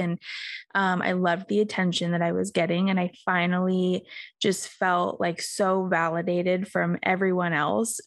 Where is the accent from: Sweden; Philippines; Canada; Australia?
Australia; now in United States; I grew up in Australia